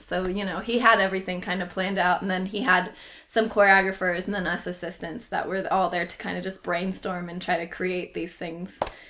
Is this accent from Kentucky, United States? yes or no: no; Aurora, Colorado, United States; moved away; I'm originally from Colorado